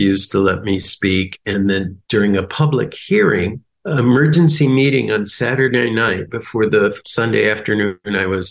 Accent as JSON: {"language": "English", "country": "United States", "said": "as an American"}